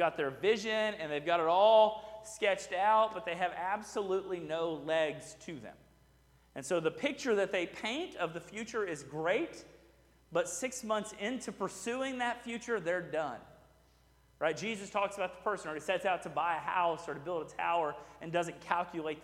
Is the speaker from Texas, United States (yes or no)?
yes; Houston, Texas, United States; I grew up in Houston, so it was my beach